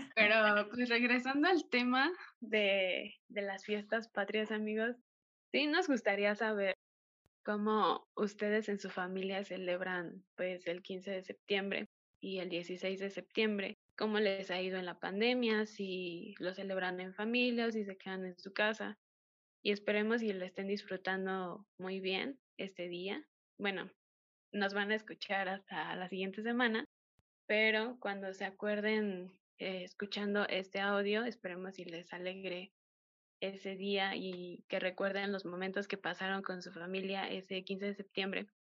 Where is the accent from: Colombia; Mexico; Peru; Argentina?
Mexico; nosotros como mexicanos